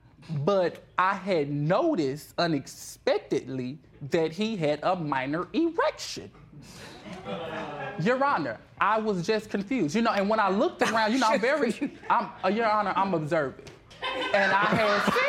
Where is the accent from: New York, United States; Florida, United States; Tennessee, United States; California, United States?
Florida, United States; now in Dallas, United States; I'm from Florida